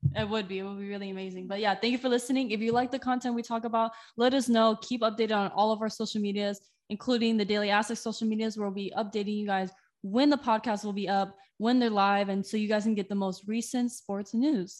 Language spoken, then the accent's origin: English; Moreno Valley, California, United States; moved away as an adult; also born or lived in Riverside, California; now in San Diego, United States; I was born in Riverside, but I grew up in the town next to Riverside, Moreno Valley.